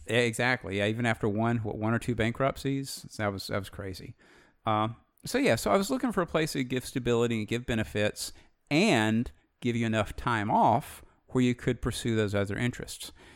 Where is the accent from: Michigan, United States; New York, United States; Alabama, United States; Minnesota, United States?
Alabama, United States; Alabama born, Alabama bred